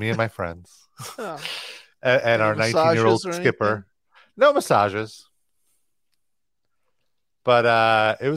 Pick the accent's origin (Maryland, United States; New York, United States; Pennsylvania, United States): New York, United States; New York